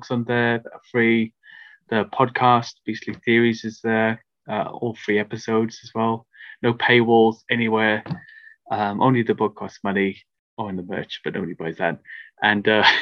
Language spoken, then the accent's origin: English; Cardiff, Wales, United Kingdom; moved away as an adult; now in London, United Kingdom; being sort of a Welsh boy from the capital city, but Wales is Cardiff's a tiny city